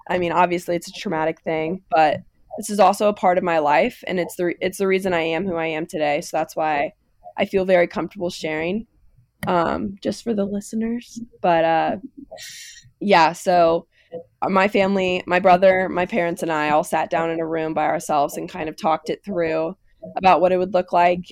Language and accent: English; Lebanon, Kentucky, United States; I'm from Lebanon, which is the same town Haley's from